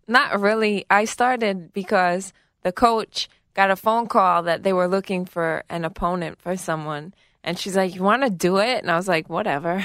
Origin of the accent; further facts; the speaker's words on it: New York City, New York, United States; I grew up in Garrettson Beach in Brooklyn, New York.